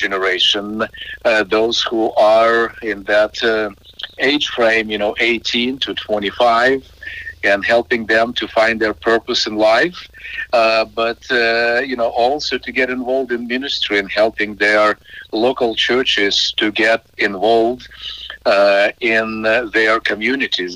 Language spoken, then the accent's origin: English; Ukraine; now in United States; Ukraine is my home country. I was born, raised there, still have family there